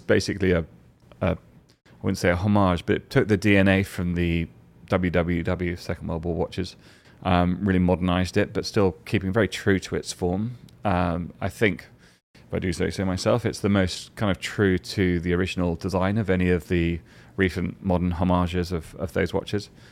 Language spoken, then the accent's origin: English; England, United Kingdom; as an English person